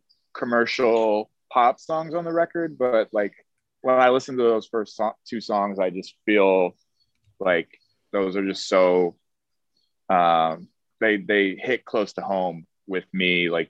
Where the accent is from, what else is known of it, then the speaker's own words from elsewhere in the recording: Chicago, Illinois, United States; also born or lived in Miami; now in New York, United States; I did school there, and that I'm from Chicago originally. So okay. I went back to Chicago after I graduated, and I recorded a couple songs there.